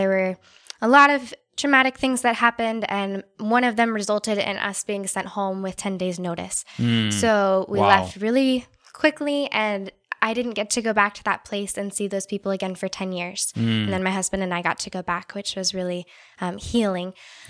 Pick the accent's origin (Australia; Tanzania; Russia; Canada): Tanzania; also born or lived in California / Indiana; now in United States; then I'll say I grew up in Tanzania. But before that, my family lived in California. I went to school in Indiana.